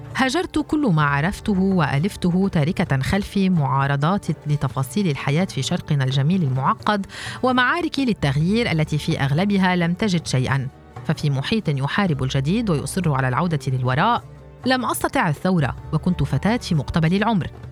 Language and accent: Arabic; Palestine; moved away as an adult; في بلادنا فلسطين